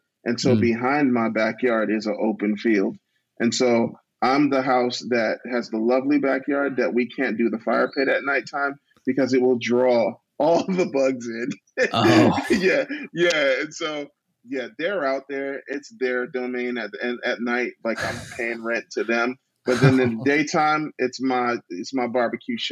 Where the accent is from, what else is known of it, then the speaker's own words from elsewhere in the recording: New Jersey, United States; moved away as an adult; now in Oklahoma, United States; I'm from New Jersey. That's where I was born and raised until adulthood.